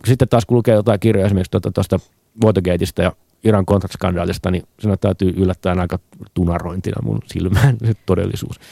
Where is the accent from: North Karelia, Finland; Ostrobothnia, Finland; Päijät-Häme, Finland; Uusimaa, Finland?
Päijät-Häme, Finland; Nastola; mä oon Nastolasta